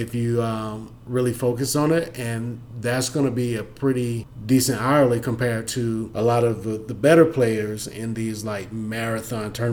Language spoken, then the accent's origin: English; Atlanta, Georgia, United States; I'm from Atlanta